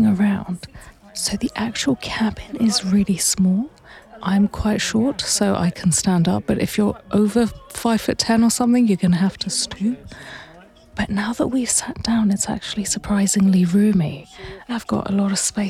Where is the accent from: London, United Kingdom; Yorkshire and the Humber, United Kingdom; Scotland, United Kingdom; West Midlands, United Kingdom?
London, United Kingdom; I grew up in London